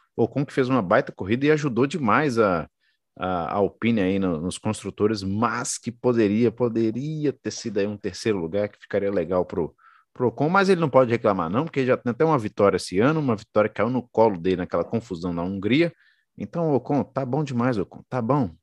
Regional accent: Brazil; Eu sou brasileiro

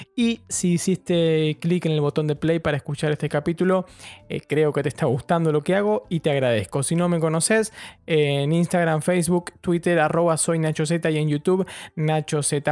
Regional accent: Argentina; moved away as an adult; also born or lived in Brighton; now in London, United Kingdom; soy un periodista argentino viviendo en Londres

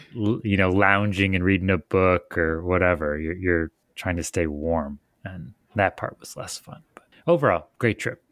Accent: Michigan, United States; I'm from Michigan where it doesn't break ninety.

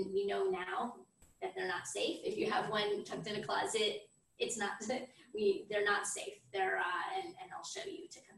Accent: Florida, United States; moved away as an adult; now in Israel; I'm originally from Florida

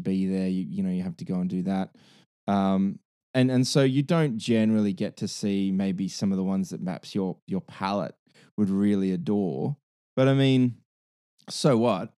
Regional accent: Hunter Valley, New South Wales, Australia; also born or lived in London; the Hunter, the Hunter Valley

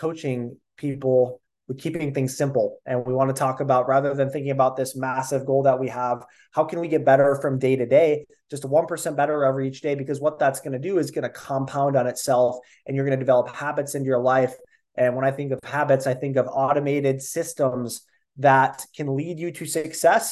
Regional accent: Minnesota, United States; I am 25 from Minnesota

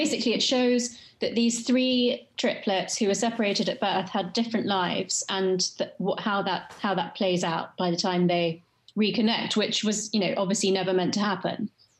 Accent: London, United Kingdom; West London, Chelsea.

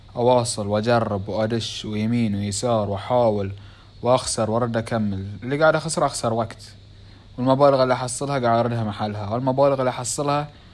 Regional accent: Bahrain; accent: Bahraini; اسوي بالبحريني لان لهجتنا شوي مو بكل من يعرف اللهجه الخليجيه بيعرفونها

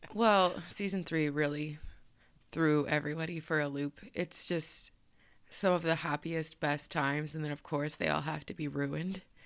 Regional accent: Colorado, United States; now in East Coast, United States; I am from Colorado

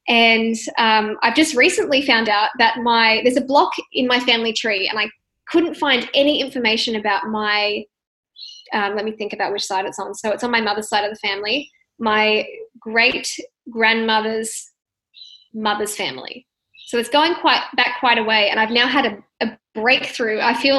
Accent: Sydney, New South Wales, Australia; born there; also born or lived in Western Australia / Perth / Melbourne; I myself have lived all over Australia, and I was born in Sydney, lived out in the country, New South Wales, moved all the way over to Western Australia, went up to the like Northern WA, lived in Perth, moved to Melbourne, back in New South Wales now.

